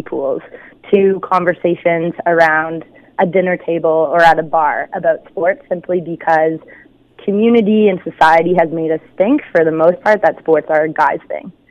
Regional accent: Hamilton, Ontario, Canada; I grew up in Flamborough. So I went to school at Waterdown High.

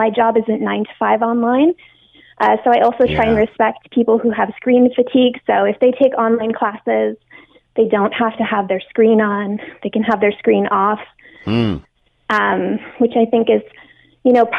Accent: Hamilton, Ontario, Canada; moved away as an adult; also born or lived in Asia; My hometown is Hamilton.

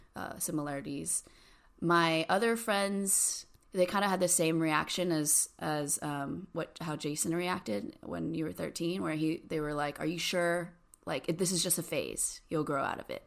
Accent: Cerritos, California, United States; now in San Francisco, United States; I grew up in a really small, like, Asian community, um, like, near Long Beach. It's called Cerritos.

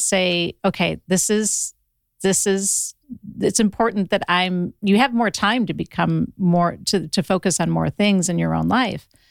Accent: Ohio, United States; now in Los Angeles, United States; I'm from Ohio originally

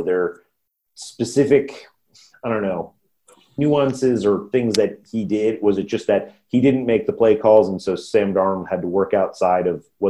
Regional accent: United Kingdom; American football and how that works, and we're Brit.

